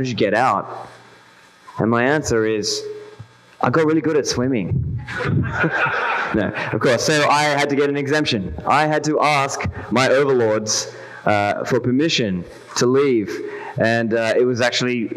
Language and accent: English; Australia; moved away as an adult; I grew up in Australia. I've lived in Australia for over 30 years up until now.